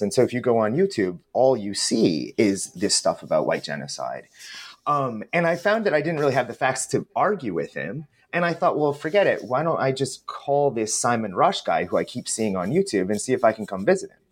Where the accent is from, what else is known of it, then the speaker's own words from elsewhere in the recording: United States; also born or lived in West Coast, United States; as an American